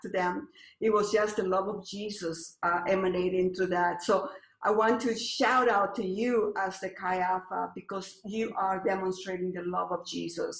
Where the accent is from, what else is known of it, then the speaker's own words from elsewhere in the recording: Colombia; English is a second language; moved away as an adult; now in United States; I'm from Colombia, and I came here to the U.S. To study bio and chem